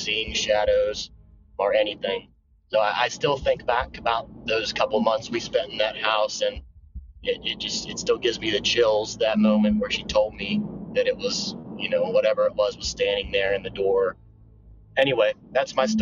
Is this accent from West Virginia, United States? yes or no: yes; West Virginia, United States; moved away; I am from West Virginia, and I recently just moved back here. I used to live here, grew up here